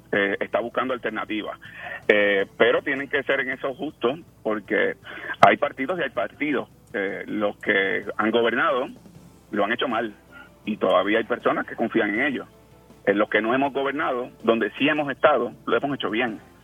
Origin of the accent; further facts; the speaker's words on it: Puerto Rico; nosotros los puertorriqueños